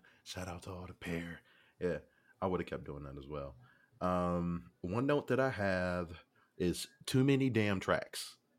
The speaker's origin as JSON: {"language": "English", "country": "Canada", "said": "Stop hating on me. I'm Canadian."}